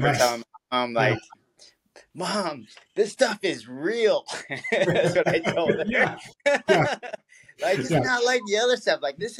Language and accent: English; California, United States; But, you know, I'm from the Bay Area. So, like, my dad lived there.